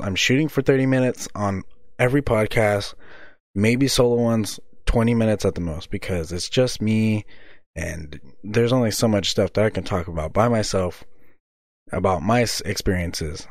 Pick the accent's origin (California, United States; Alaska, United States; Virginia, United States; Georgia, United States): California, United States; Visalia; moved away as an adult; also born or lived in Reedley, California; now in Seaside, United States; Where I'm from originally, I'm actually from Visalia, California, in the valley, somewhere close in the mid valley, you know, close to Fresno